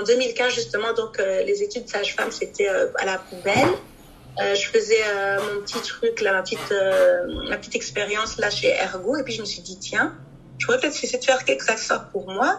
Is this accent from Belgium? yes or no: yes; Brussels, Brussels-Capital Region, Belgium; Je suis née et j'ai grandi ici à Bruxelles.